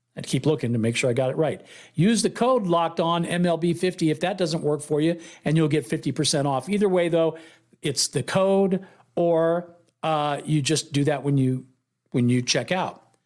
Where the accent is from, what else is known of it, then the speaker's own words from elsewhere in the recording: Oakland, California, United States; moved away; my hometown